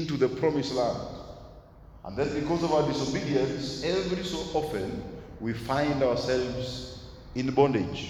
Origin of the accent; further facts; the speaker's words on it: Nairobi, Kenya; also born or lived in Eastlands; I grew up in Dandora